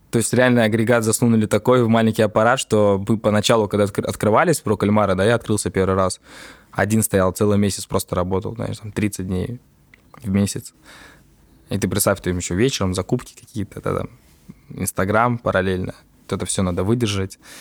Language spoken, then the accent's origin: Russian; Tallinn, Harju County, Estonia; я родился в Копле